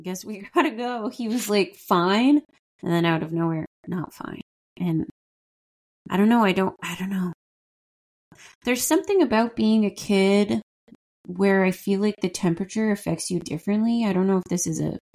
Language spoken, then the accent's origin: English; Ottawa, Ontario, Canada; also born or lived in Montreal; growing up in Ottawa, mostly like Montreal and Ottawa